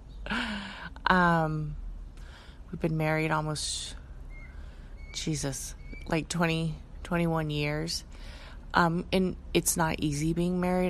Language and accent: English; Bay Area, California, United States; We're both born and raised in the Bay Area.